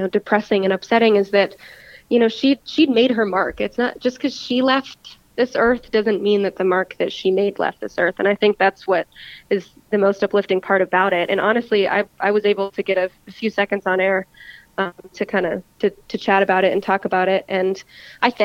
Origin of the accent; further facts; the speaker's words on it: Knoxville, Tennessee, United States; I grew up in Knoxville